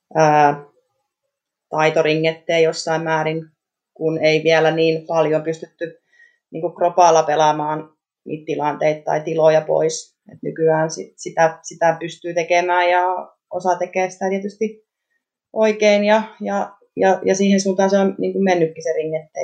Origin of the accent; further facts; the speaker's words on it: Aura, Southwest Finland, Finland; Aurasta olen kotoisin